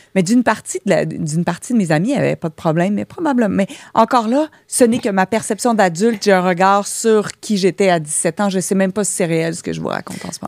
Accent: Joliette, Quebec, Canada; also born or lived in Jonquière; Je viens de Joliette

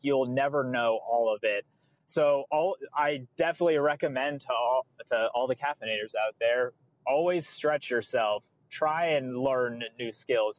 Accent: New England, United States; I'm from New England.

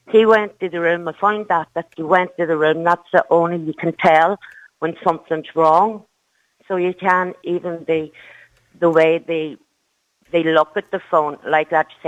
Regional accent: Derry, Northern Ireland, United Kingdom; now in Kildare, Ireland; I'm a, I'm originally from Derry, but I moved

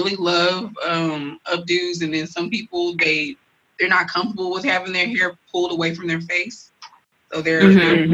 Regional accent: Nigeria; I'm Nigerian

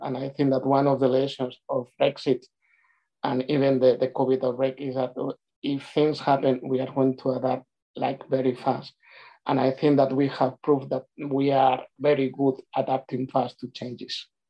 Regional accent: Spain; moved away as an adult; also born or lived in Glasgow, United Kingdom; now in United Kingdom; on my last two years in Spain, I spent a lot of time uh, traveling between my hometown and Madrid

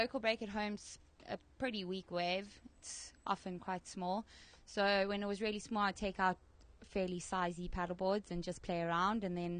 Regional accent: Cape Town, Western Cape, South Africa; from Cape Town, South Africa.

